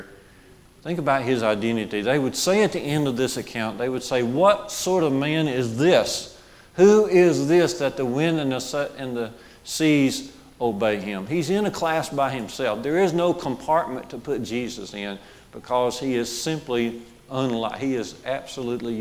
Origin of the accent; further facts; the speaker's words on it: Jasper, Alabama, United States; growing up on Highway 5 in Jasper, in our neighborhood, little village of Barkers